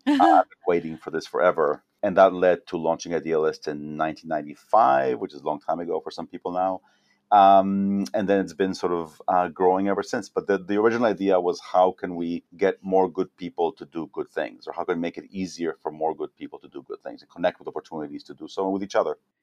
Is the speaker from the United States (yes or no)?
no; Mexico; moved away; also born or lived in Israel; I was born in Israel, then I grew up in Mexico as a kid